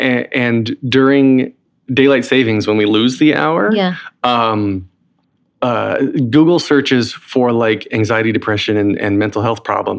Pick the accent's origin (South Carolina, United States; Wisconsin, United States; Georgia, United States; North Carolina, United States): North Carolina, United States; accent: Southern; now in Brooklyn, United States; Oh, I'm from. Well, I live in Brooklyn now, but from North Carolina, so I had to drop my Southern accent.